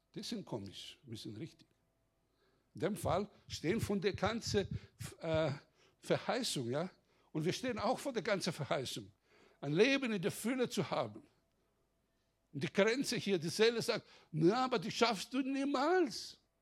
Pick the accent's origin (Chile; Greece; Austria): Greece; Bei uns in Griechenland